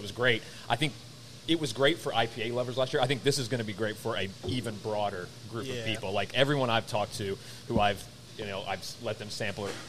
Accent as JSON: {"language": "English", "town": "Chattanooga", "region": "Tennessee", "country": "United States", "tie": "born or raised there", "moved": "yes", "said": "I grew up in Chattanooga, Tennessee"}